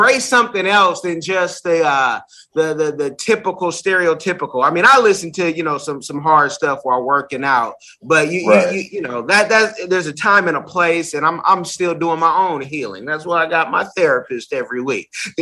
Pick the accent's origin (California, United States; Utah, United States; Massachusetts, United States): California, United States; Oakland; moved away; I'm from California